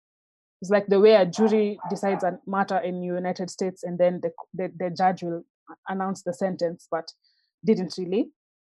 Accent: Kenya; I come from Kenya, which is in the eastern part of Africa

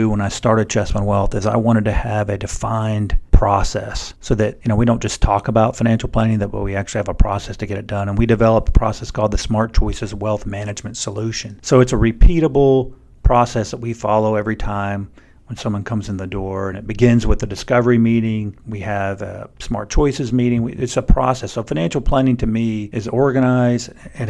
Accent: Houston, Texas, United States; also born or lived in Hawaii / Japan; I was born in Hawaii and also got to live in Japan. My dad was in the Navy, and so we moved around a lot when I was young. We finally, though, settled in the Houston area.

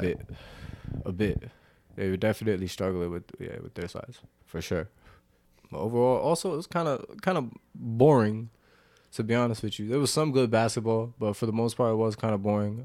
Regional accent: New Jersey, United States; We're from Jersey

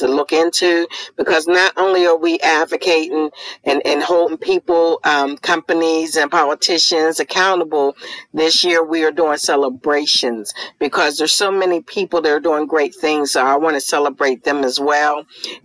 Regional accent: Pittsburgh, Pennsylvania, United States; moved away; back in my hometown of Pittsburgh, Pennsylvania

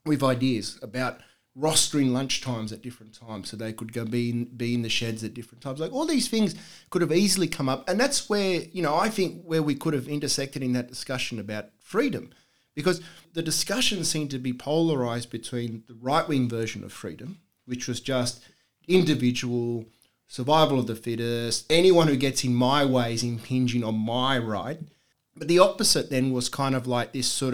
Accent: Sydney, New South Wales, Australia; growing up in Bosley Park

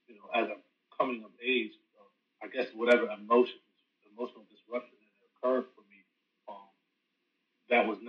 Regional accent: Rochester, New York, United States; moved away as an adult; now in North Carolina, United States; I'm originally from Rochester, New York

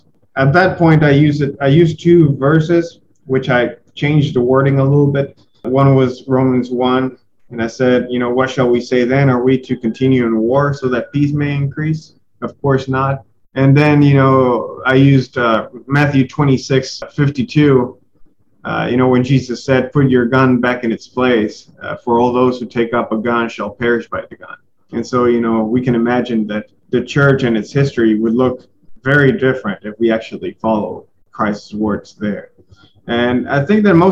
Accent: Mexico; I'm from Mexico and I love Mexico

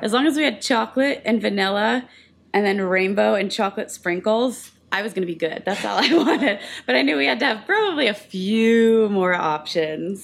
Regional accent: New Jersey, United States; moved away; I grew up in New Jersey

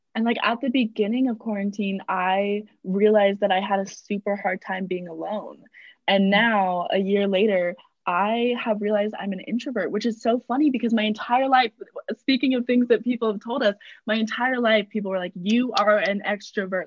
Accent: San Diego, California, United States; moved away as an adult; now in Utah, United States; I'm from San Diego originally

